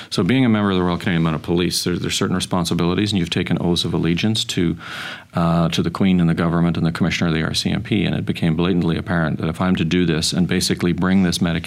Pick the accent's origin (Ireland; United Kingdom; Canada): Ireland; being Irish